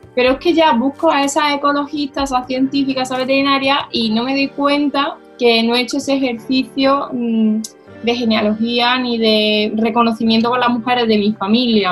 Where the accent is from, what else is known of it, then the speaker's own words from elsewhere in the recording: Córdoba, Andalusia, Spain; yo nací en Córdoba, mis hermanos también en la ciudad, y yo empiezo a ir al colegio